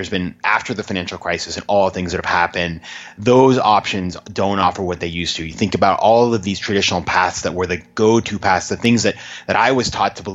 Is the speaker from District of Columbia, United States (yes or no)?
no; Maine, United States; a small town in Maine, about 20,000 people